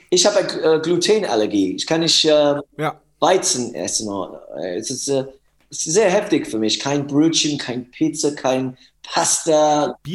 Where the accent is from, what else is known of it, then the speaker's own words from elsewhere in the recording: Germany; now in Vienna, Austria; ich, ich bin Deutscher, aber ich lebe